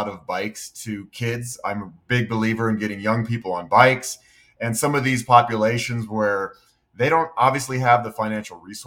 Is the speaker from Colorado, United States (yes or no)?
yes; Boulder, Colorado, United States; also born or lived in Honduras; I grew up in Boulder.